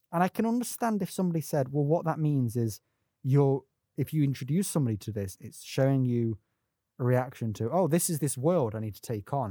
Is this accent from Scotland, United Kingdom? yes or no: no; Nottingham, East Midlands, United Kingdom; I'm from Nottingham.